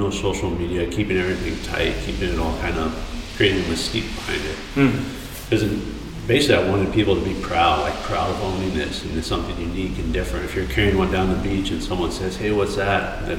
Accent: Colorado, United States; Colorado's cool, you know. I grew up there. I was the only one in my family not born in California. So we had a lot of California ties.

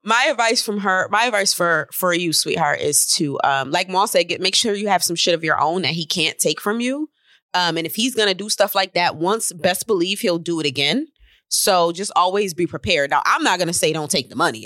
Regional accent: Syracuse, New York, United States; I'm from Syracuse

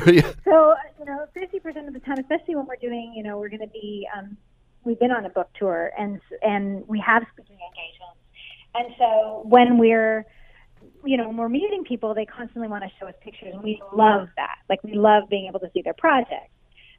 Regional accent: Ontario, Canada; Yeah, we actually were born and raised in Canada. Dave's from Ottawa, and I'm from, I don't know, I'm from all over Ontario.

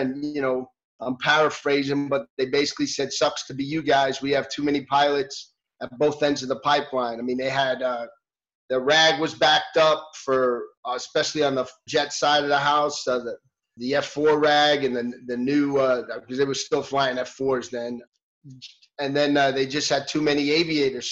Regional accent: New York City, New York, United States; moved away as an adult; I grew up in New York in the city

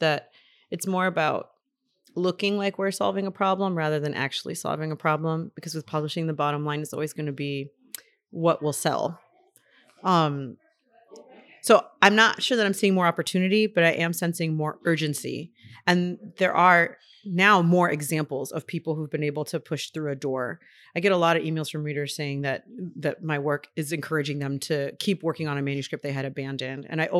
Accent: Miami, Florida, United States; now in Lincoln, United States; I'll say, oh, I'm from Miami. And they're like, oh, is that where you're coming from? I'm like, well, no, I live in Lincoln, but I'm from Miami.

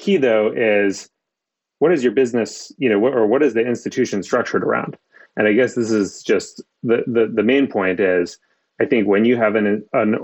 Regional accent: Maine, United States; in the town that I grew up in Maine

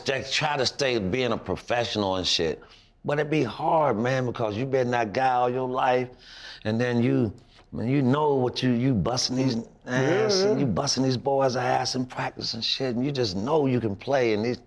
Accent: Florida, United States; I'm from Florida.

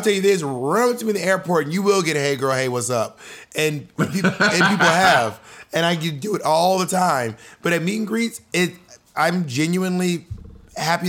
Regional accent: Columbus, Georgia, United States; I'm from Columbus, Georgia.

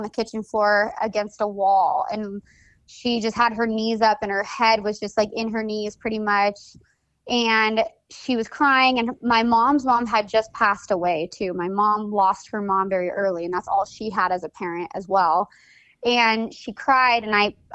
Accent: Napa, California, United States; also born or lived in St. Helena, California; I was born in Santa Elena, California, and my early years were based out of Napa, California

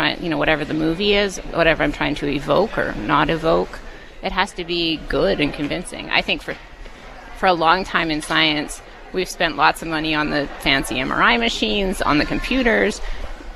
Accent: Vernon, British Columbia, Canada; I grew up in Vernon

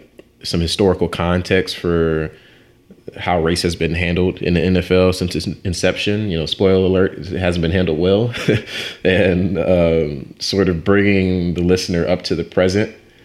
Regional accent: Ferguson, Missouri, United States; But, you know, growing up in Ferguson, Missouri, my parents are older.

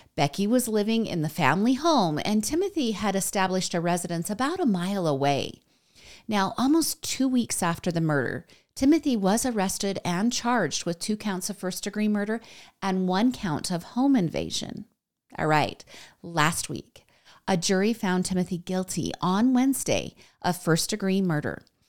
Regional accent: United States; I'm American

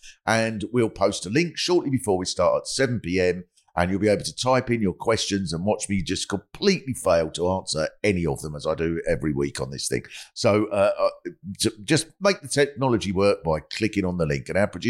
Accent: Hexham, North East England, United Kingdom; I know that we sound like we're northeast and all that, but we're from Hexham, I promise it's not Newcastle.

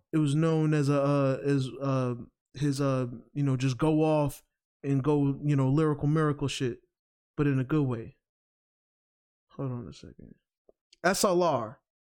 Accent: New York, United States; I'm from New York

